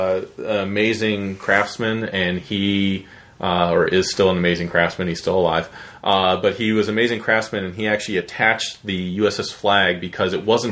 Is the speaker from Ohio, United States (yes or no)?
yes; Cleveland, Ohio, United States; I was born and raised in the Cleveland area, Cleveland, Ohio area.